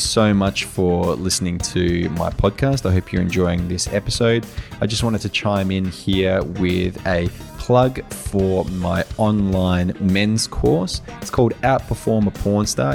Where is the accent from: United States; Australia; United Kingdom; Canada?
Australia; moved away; I came from Australia